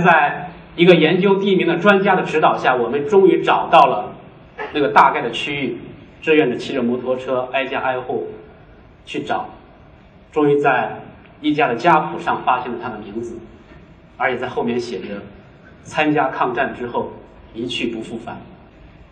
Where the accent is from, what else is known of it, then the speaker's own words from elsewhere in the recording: China; also born or lived in Beijing; 我们是中国人